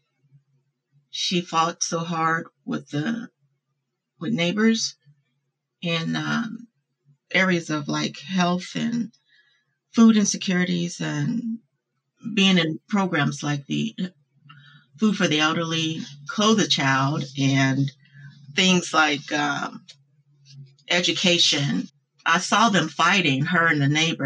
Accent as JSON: {"language": "English", "town": "Louisville", "region": "Kentucky", "country": "United States", "tie": "born or raised there", "said": "I'm from Louisville, Kentucky. I grew up there in the disenfranchised part of Louisville called West Louisville."}